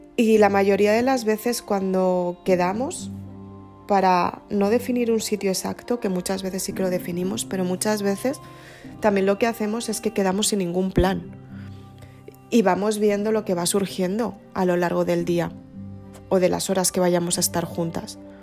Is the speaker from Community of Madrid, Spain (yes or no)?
yes; Madrid, Community of Madrid, Spain; Somos las dos de Madrid